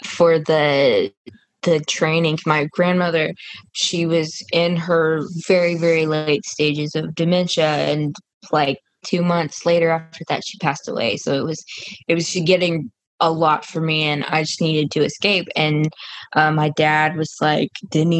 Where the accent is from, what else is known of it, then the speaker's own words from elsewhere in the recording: Burleson / Duncanville, Dallas-Fort Worth, Texas, United States; I moved from Burleson, which is in DFW, and I moved to Duncanville, where I am now